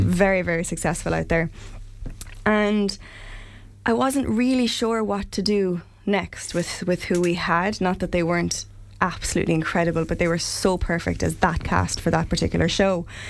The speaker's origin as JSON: {"language": "English", "town": "Limerick", "region": "Munster", "country": "Ireland", "said": "I'm from Limerick, not from not from Clare."}